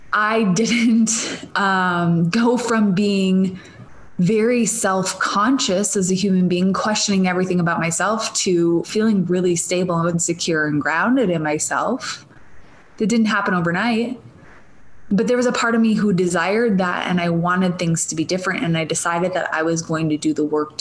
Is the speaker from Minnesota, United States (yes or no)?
yes; Minnesota, United States; accent: Minnesotan; moved away; I'm Minnesotan, for those of you that don't know, or from Minnesota originally